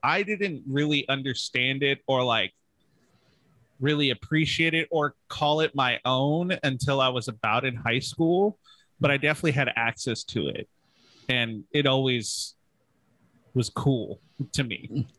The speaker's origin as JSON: {"language": "English", "town": "Palm Springs", "region": "California", "country": "United States", "tie": "born or raised there", "said": "I'm Southern California born and raised. I grew up in Palm Springs"}